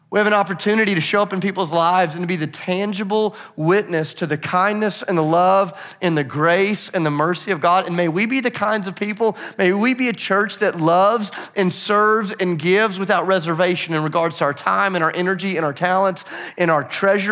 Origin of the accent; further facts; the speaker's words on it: Nashville, Tennessee, United States; I'm from Nashville